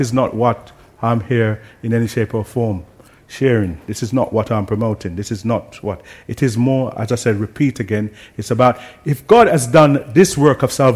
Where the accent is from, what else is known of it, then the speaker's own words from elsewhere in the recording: Jamaica; I grew up in Jamaica where everyone seems to have faith